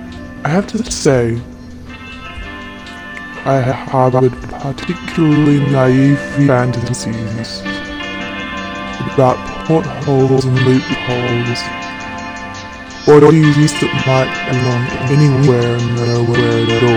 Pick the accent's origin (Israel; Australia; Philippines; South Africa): Australia; Melbourne, Victoria; now in Berlin, Delaware, United States; I'm from Melbourne. Alex is from London. And we both live in Berlin.